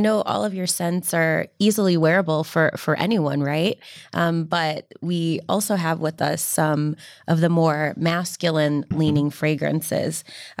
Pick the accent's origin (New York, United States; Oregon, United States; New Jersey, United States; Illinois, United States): New York, United States; I'm a New Yorker